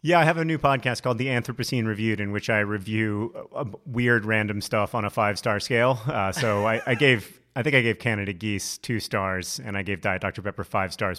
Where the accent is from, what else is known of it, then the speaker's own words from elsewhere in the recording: Alabama, United States; I grew up in Alabama